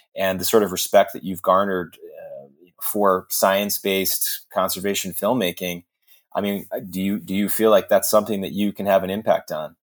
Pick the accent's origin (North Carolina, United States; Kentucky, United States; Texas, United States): Texas, United States; I'm a Texan